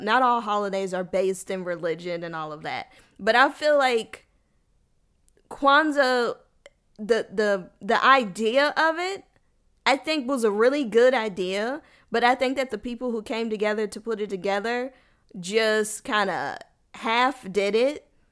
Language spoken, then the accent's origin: English; United States; I'm a black American, and I'm not angry about being American.